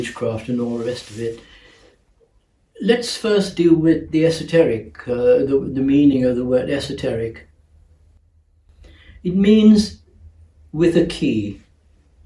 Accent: Mumbai, Maharashtra, India; moved away; also born or lived in London, United Kingdom; I was born in Bombay in the East and educated in the West

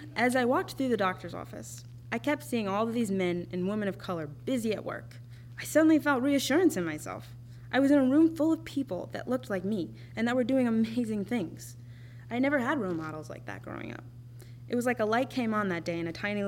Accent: Minnesota, United States; also born or lived in Winona, Minnesota / Montana / Texas; I carried that comfortability back to my home state in 2015, where I would eventually settle down in Minneapolis

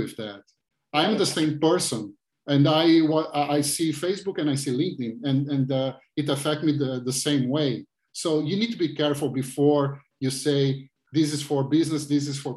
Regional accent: Rio de Janeiro, Brazil; English is a second language; moved away as an adult; now in Florida, United States; I'm Brazilian, so I have beach all the time. I'm original from Rio, so I live in Florida.

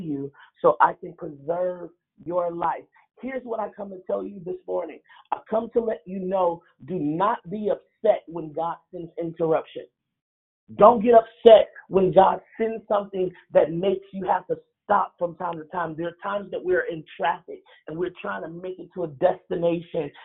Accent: Chicago, Illinois, United States; moved away; Chicago, my hometown

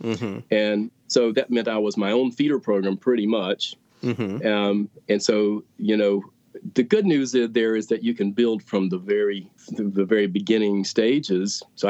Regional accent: Greensboro, North Carolina, United States; And then I grew up in Greensboro and just happened to find a job.

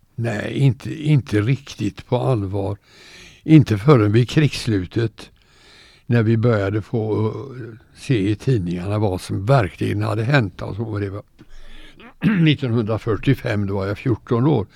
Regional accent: Gothenburg, Västra Götaland, Sweden; also born or lived in Kalmar; now in Torsby, Sweden; jag var två år när vi flyttade därifrån till Göteborg. Okay. Och sen blev Göteborg min hemstad

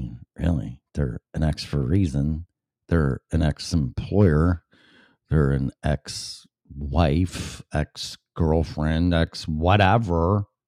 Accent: Illinois, United States; moved away; So first of all, I'm going to say that's my home state and my state that I left.

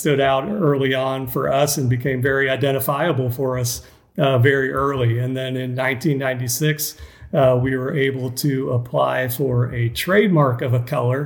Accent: Atlanta, Georgia, United States; I was raised in Atlanta, played tennis as a junior in Georgia

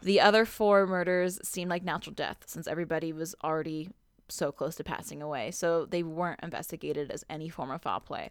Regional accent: Southern California, United States; I grew up in Southern California

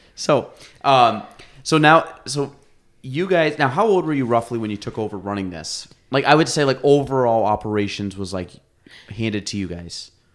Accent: Chazy, New York, United States; I grew up in Chase East

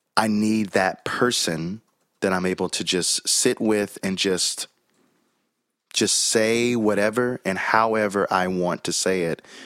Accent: Chattanooga, Tennessee, United States; accent: Southern; also born or lived in Birmingham, Alabama; now in Nashville, United States; I was born in Birmingham, Alabama. I was raised in Chattanooga, Tennessee

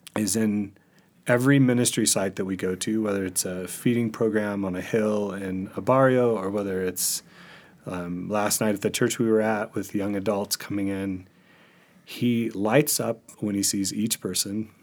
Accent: Mississippi, United States; moved away; also born or lived in Arizona / California / Michigan; I was born in Mississippi

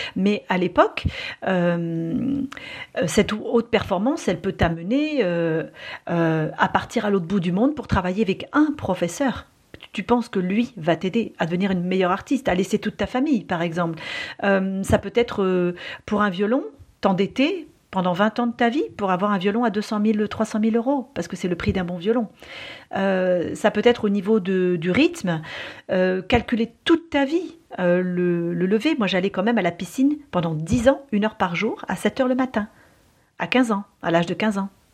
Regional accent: France; chez nous en France

